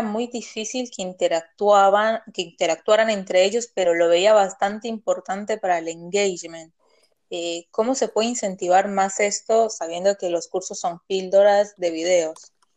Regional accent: Colombia; Yo que soy colombiana

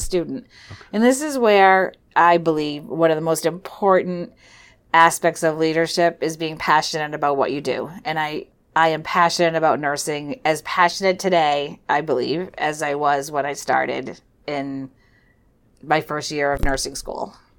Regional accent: Weare, New Hampshire, United States; also born or lived in Philadelphia, Pennsylvania; I grew up in Ware, New Hampshire

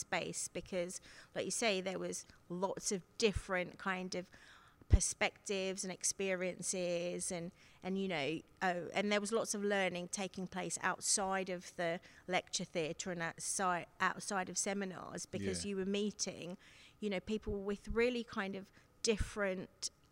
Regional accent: London, United Kingdom; born or raised there; also born or lived in Seychelles

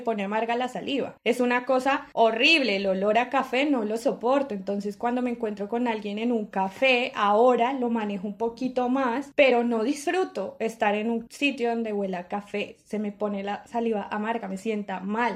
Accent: Colombia; siendo colombiano

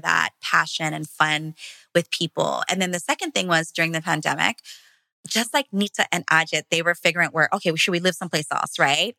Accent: Hawaii, United States; moved away; my husband and I come from Hawaii, small plantation town. Our grandparents were both immigrants from the Philippines. So we grew up in farmland

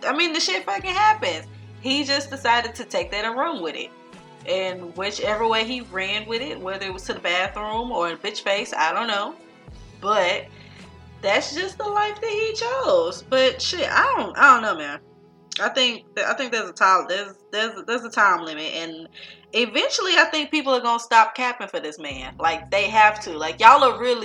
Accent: California, United States; I'm from California

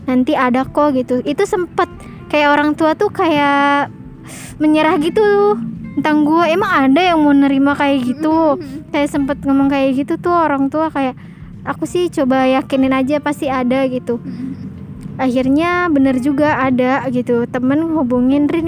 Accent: Jakarta, Indonesia; jadi dari kecil tuh gue udah di Jakarta jadi kalau pulang kampung tuh gue nggak punya temen

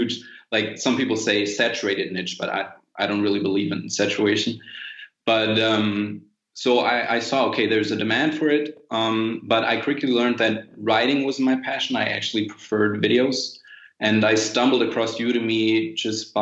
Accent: United States; also born or lived in Germany; I went to school in the States

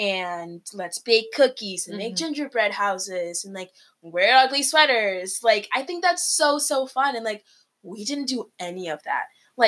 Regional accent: Peru; moved away; I'm from Peru.

